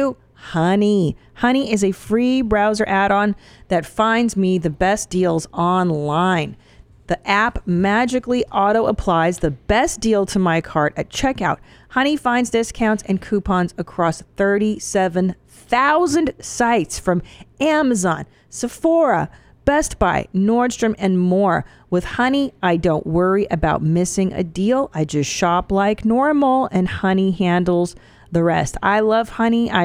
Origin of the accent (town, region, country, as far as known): Los Angeles, California, United States; born or raised there